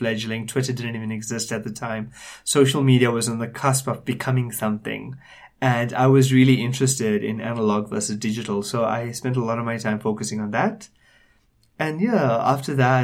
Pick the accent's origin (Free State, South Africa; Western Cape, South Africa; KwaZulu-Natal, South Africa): KwaZulu-Natal, South Africa; Durban; moved away as an adult; now in Johannesburg, South Africa; born and raised in Durban. I lived there for most of my life. But I moved to Johannesburg in December 2010